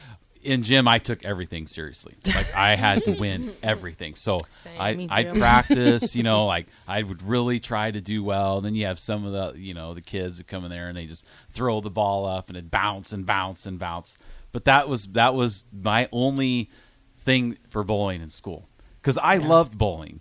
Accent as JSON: {"language": "English", "town": "Waukee", "region": "Iowa", "country": "United States", "tie": "born or raised there", "said": "we grew up in Iowa, small schools in Iowa"}